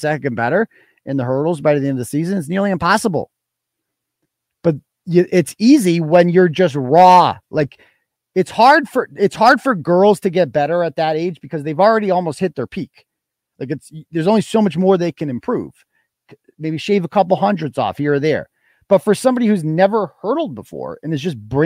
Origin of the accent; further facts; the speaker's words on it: Wachusett, Massachusetts, United States; my hometown school here, Wachusett